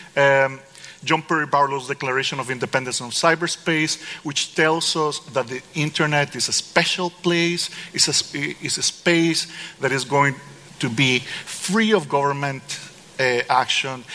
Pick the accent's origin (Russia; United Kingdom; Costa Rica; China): Costa Rica; I'm from Costa Rica